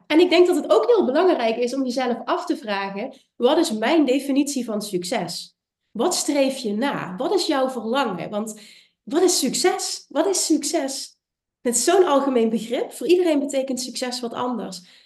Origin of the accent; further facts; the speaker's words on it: Limburg, Netherlands; Ik kom uit Limburg, ik heb een accent